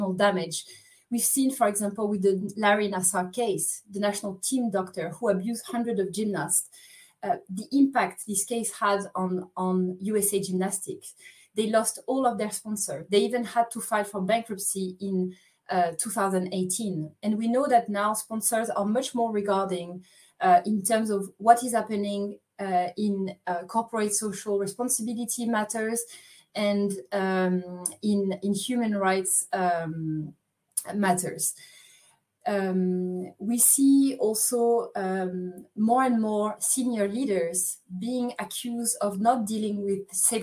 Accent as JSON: {"language": "English", "town": "Paris", "region": "Île-de-France", "country": "France", "moved": "yes", "lives_now": "Lausanne, Switzerland", "said": "I'm originally from Paris, France, but I'm now based in Lausanne, Switzerland."}